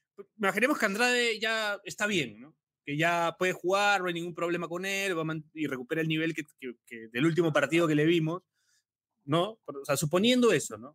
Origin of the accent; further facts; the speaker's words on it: Peru; como, peruano